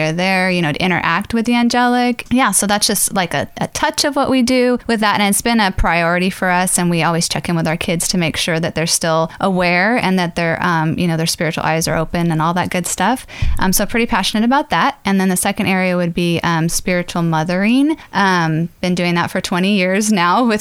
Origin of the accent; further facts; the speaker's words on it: San Diego, California, United States; I'm from San Diego, California.